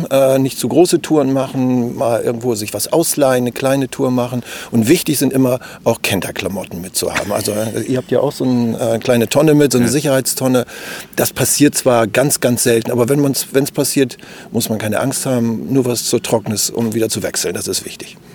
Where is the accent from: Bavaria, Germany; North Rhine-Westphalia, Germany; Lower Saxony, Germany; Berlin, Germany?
Lower Saxony, Germany; Verden; Ja, wir kommen aus Niedersachsen und zwar aus Pferden an der Aller.